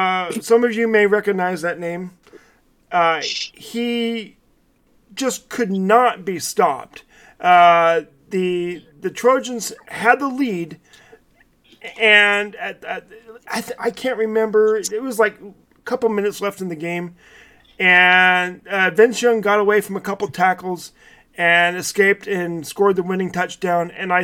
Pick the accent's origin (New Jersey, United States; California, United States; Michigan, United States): California, United States; Southern; I'm a homer from Southern California.